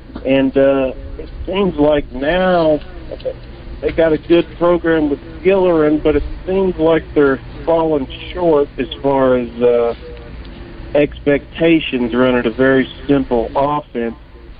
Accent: Mountain Pine, Arkansas, United States; I grew up in Mountain Pine

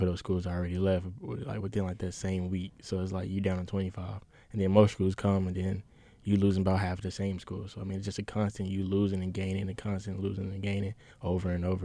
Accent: Bryant, Arkansas, United States; I'm from Bryan, Arkansas

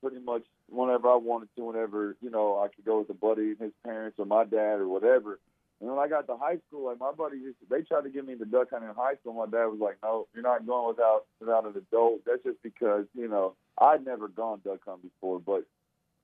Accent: Northwest Arkansas, United States; I moved down there when I was in sixth grade. So I grew up in Northwest Arkansas

